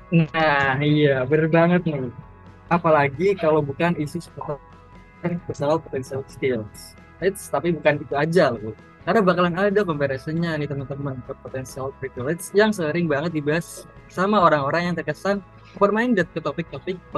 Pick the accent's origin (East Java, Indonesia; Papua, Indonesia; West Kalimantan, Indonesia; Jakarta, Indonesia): East Java, Indonesia; Ngawi; aku dari Ngawi Jawa Timur